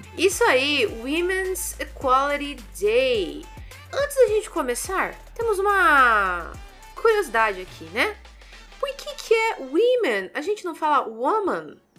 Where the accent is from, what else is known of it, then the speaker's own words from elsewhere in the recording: Brazil; Nós, como moradores do Brasil